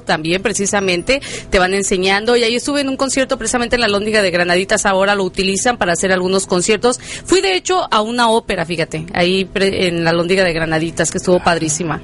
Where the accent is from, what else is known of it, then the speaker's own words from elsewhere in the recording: Mexico; now in Chicago, United States; estamos fuera de nuestro país, pero sin embargo, que no se pierda la tradición como buenos mexicanos que somos